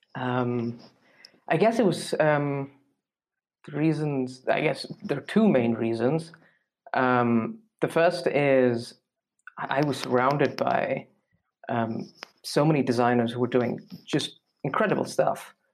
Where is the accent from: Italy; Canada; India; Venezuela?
India; moved away as an adult; now in Munich, Germany; I'm from India, um, and I am in Munich right now